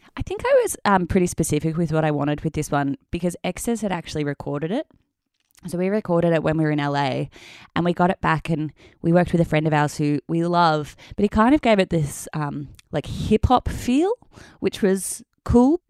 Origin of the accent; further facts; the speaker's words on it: Melbourne, Victoria, Australia; moved away as an adult; also born or lived in Perth, Western Australia; now in Sydney, Australia; I'm from Melbourne, so I moved back to Melbourne